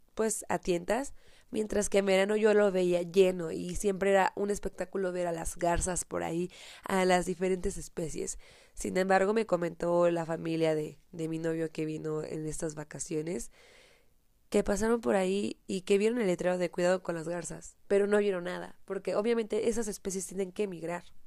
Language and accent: Spanish; Michoacán, Mexico; ubicado en el estado de Michoacán, de donde soy originaria